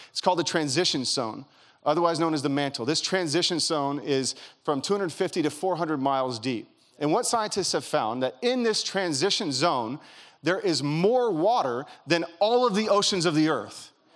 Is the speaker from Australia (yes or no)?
no; Kentucky, United States; now in California, United States; I grew up in Kentucky